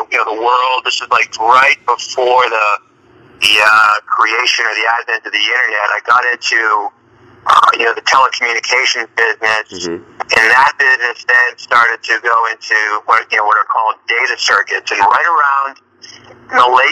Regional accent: Boston, Massachusetts, United States; moved away as an adult; now in Los Angeles, United States; I'm originally a Bostonian, but I've been out this way for

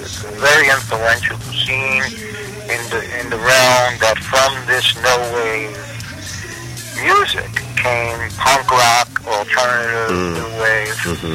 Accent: Australia; From down under.

